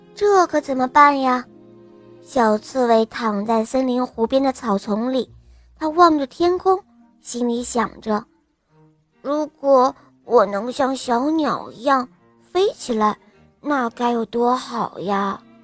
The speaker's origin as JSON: {"language": "Chinese", "region": "Northeast China", "country": "China", "said": "今年五十岁了，我来自东北"}